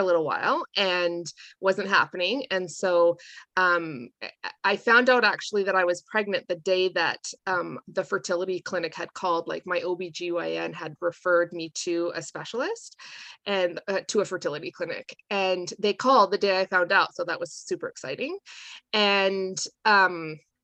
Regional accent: Calgary, Alberta, Canada; moved away as an adult; now in Raymond, Canada; my husband and I grew up in Calgary, and we moved to Raymond in 2006, and we've been here ever since.

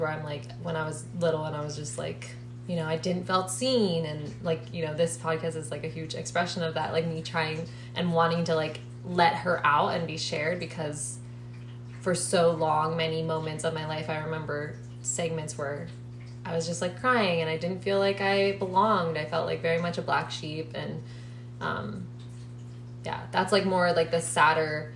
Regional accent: Maryland, United States; moved away; we're both from Maryland

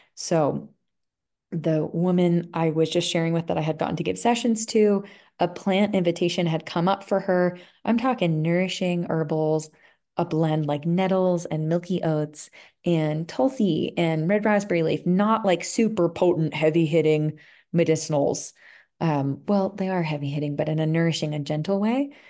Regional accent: outside of Philadelphia, Pennsylvania, United States; moved away as an adult; also born or lived in Vermont; now in Colorado, United States; I grew up outside of Philadelphia in a pretty busy area

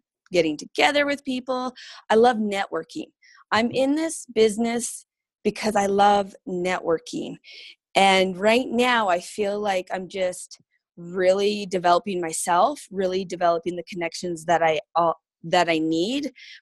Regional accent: Rosemary, Alberta, Canada; now in Centerville, United States; I call Alberta home and a little place called Rosemary.

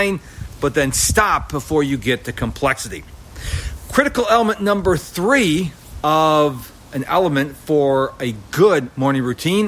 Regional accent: Houston, Texas, United States; my hometown of Houston, Texas

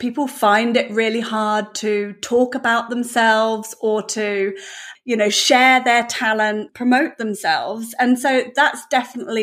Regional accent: Devon, South West England, United Kingdom; moved away as an adult; now in New Zealand; I'm from the UK, so yeah, I'm from Devon in the UK, and so all my family are still over there. So I came to New Zealand, gosh, well, about 16, 17 years ago or so now.

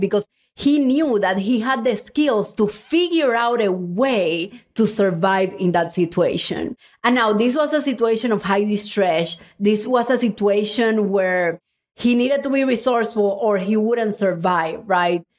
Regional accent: Cuba; now in United States; I was born in Cuba

